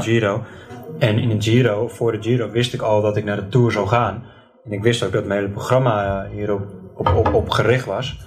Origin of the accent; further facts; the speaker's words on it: Netherlands; als Nederlander